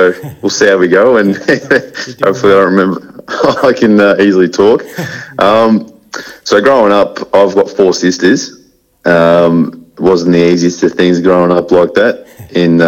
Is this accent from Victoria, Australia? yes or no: yes; Aberfeldie, Victoria, Australia; I grew up in Aberfeldy.